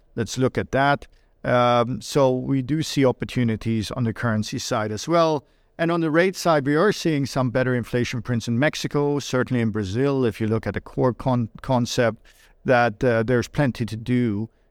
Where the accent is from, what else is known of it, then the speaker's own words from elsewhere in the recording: Sweden; moved away; I was born and raised in Sweden